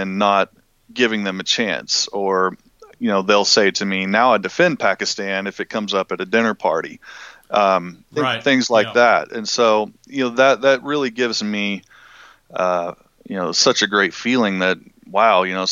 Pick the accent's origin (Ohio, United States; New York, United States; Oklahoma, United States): Oklahoma, United States; Pauls Valley; growing up here in Oklahoma, I'm from Paul's Valley, Oklahoma, which is a small town just south of Norman.